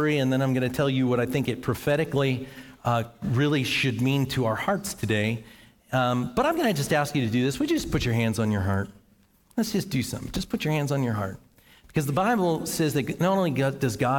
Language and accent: English; Western Pennsylvania, United States; now in Noblesville, United States; I came from Western Pennsylvania, and that is a coal mining town